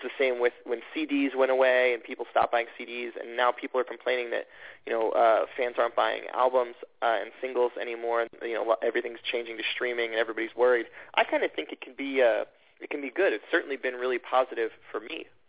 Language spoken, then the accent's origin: English; Atlanta, Georgia, United States; born or raised there; moved away